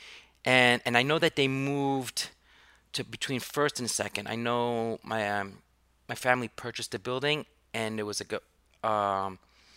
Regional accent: New York City, New York, United States; I grew up on the Upper East Side because my dad had a restaurant there on 86

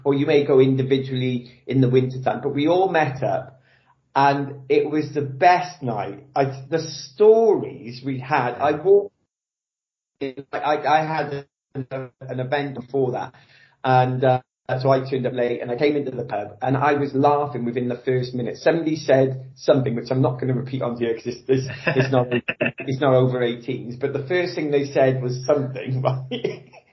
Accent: South Wales, United Kingdom; also born or lived in Nottingham; grew up in South Wales. Um, actually, I was born in Nottingham of all, all places

